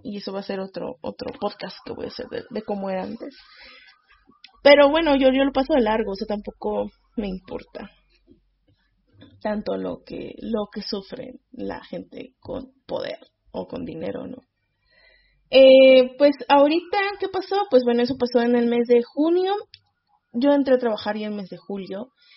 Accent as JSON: {"language": "Spanish", "country": "Mexico"}